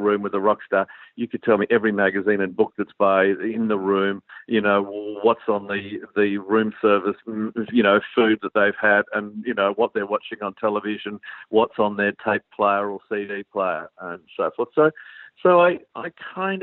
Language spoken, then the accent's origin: English; Launceston, Tasmania, Australia; I grew up in Tasmania, in Launceston